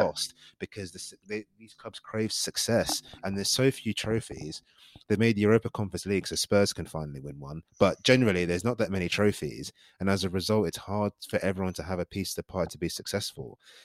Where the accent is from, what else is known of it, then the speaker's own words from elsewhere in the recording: Nigeria; I'm Nigerian